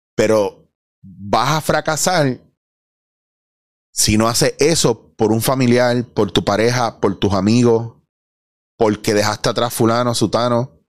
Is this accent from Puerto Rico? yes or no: yes; Puerto Rico; Yo soy puertorriqueño